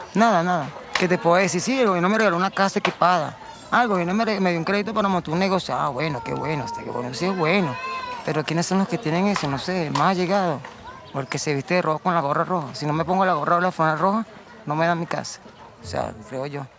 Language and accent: Spanish; Venezuela; somos venezolanos los dos